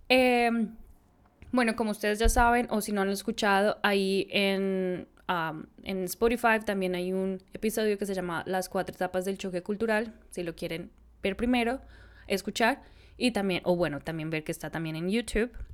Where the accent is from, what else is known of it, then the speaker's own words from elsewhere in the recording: Bogotá, Colombia; moved away as an adult; also born or lived in Austin, United States / India / San Francisco, United States / Brazil; como buena bogotana de la ciudad